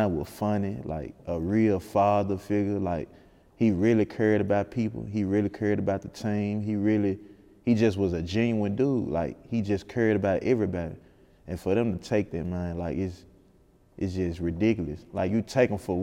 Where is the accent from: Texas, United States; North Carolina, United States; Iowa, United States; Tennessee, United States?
Tennessee, United States; Memphis; I'm from North Memphis